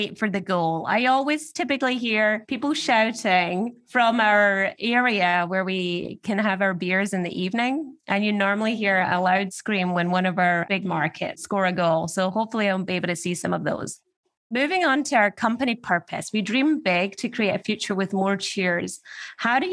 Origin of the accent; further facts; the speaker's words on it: Scotland, United Kingdom; now in New York, United States; I grew up in Scotland, going to all the local matches with my dad